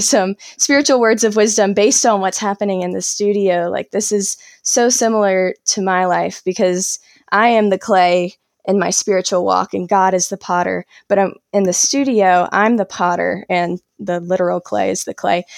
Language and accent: English; South Carolina, United States; now in North Carolina, United States; I grew up in South Carolina and I live in North Carolina now